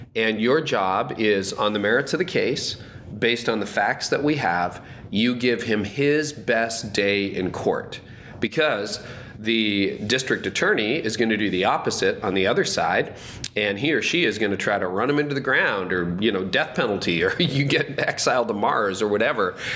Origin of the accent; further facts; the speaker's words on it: Canada; I'm Canadian.